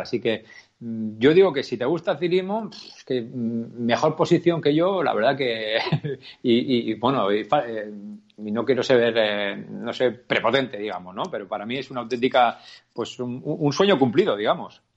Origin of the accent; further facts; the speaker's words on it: Navarre, Spain; yo como navarro